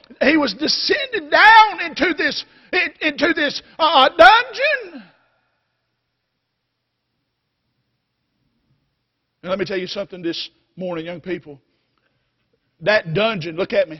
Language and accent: English; North Carolina, United States; North Carolina